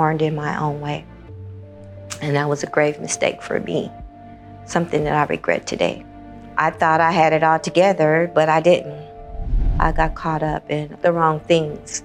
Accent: Los Angeles, California, United States; I was born and raised in Los Angeles, California

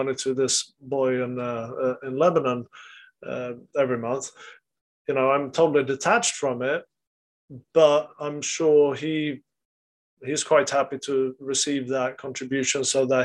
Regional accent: Sweden; in the culture where I grew up in Sweden

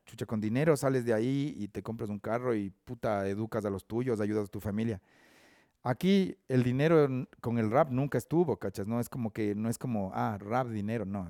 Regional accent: Ambato, Tungurahua, Ecuador; moved away as an adult; now in Quito, Ecuador; nací en Ambato, viví en Ambato hasta como los 25 años, 27 años

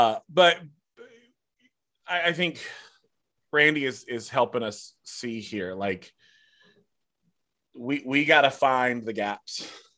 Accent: the South, United States; I'm from the South.

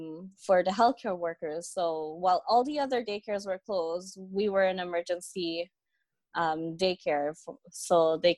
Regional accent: Montreal, Quebec, Canada; Born and raised in Montreal. Born at St. Mary's Hospital.

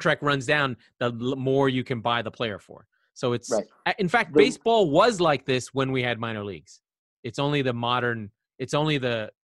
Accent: United States; as an American

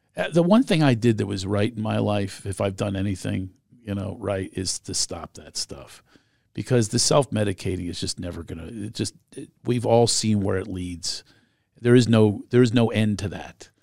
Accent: Philadelphia, Pennsylvania, United States; moved away; I grew up in Philadelphia

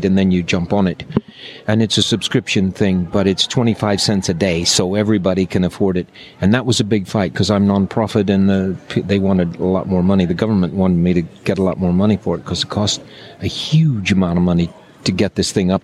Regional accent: Texas, United States; I'm a Texan

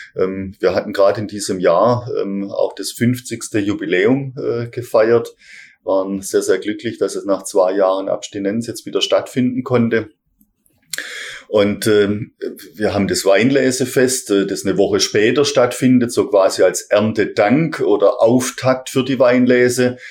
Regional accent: Heilbronn, Baden-Württemberg, Germany; Ich bin in Heilbronn äh, geboren, bin hier ähm, äh, zum Kindergarten gegangen und äh, äh so die erste Sozialisierung habe ich hier in Heilbronn erfahren

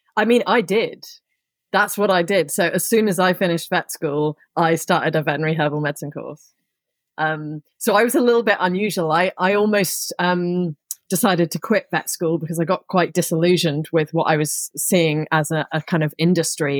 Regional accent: Somerset, South West England, United Kingdom; also born or lived in Surrey; I grew up in Somerset, which is in the southwest of England

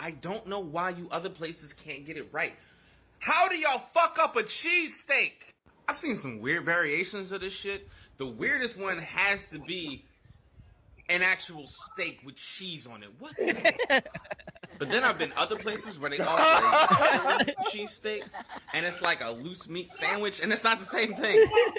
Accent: Philadelphia, Pennsylvania, United States; it's insulting to my hometown food.

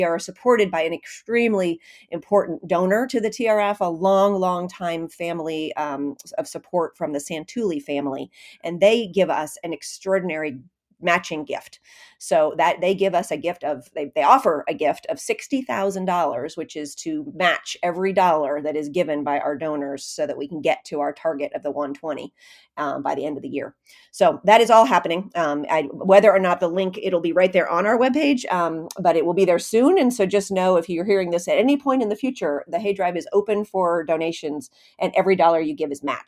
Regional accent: California, United States; my home state, California

